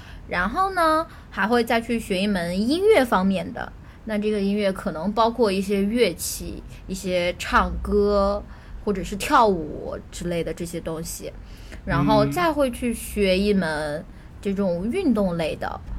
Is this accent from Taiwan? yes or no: no; China; 我我小时候甚至不知道梦龙、可爱多，因为我们在我小时候在一个小县城里，就这种东西都是没有的。然后到后来，我刚到上海的时候